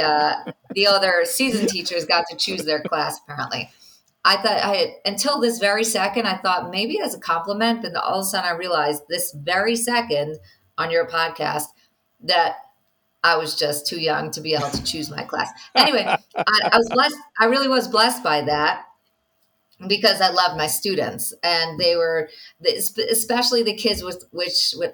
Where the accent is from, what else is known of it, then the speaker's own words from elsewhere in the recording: New York, United States; now in Israel; I'm from New York